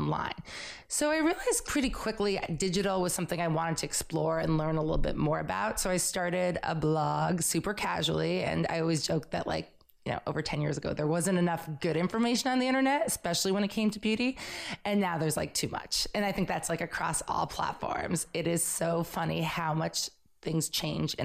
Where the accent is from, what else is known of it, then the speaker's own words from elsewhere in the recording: Belmont, Massachusetts, United States; moved away as an adult; also born or lived in New York City; I grew up in Belmont, Massachusetts, right outside of Boston, came to New York to go to FIT